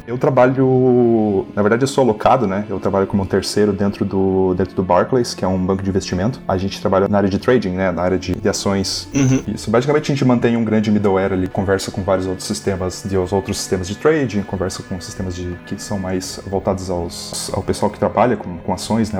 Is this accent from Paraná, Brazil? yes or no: yes; Curitiba, Paraná, Brazil; moved away as an adult; now in New York, United States; eu sou natural de Curitiba, vivi aí minha vida inteira até, até esse ano.